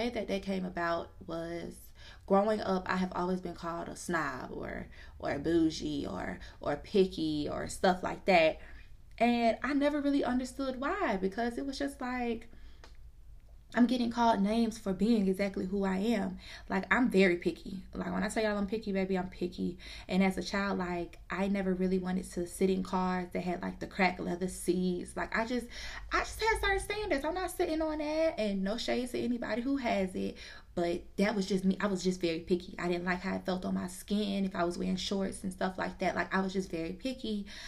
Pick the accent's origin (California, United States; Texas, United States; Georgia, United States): Georgia, United States; also born or lived in New Jersey / DMV area / Orlando, Florida; I was born in New Jersey. I was raised in the DMV area for a good, I'd say up until I was probably about 5 years old. And then I moved to Georgia. And then I moved to Orlando, Florida for about 7 years. And then moved back to the A.